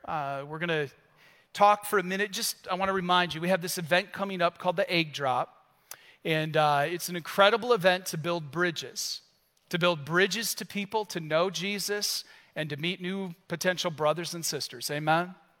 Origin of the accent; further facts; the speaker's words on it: United States; carrying who I am as an American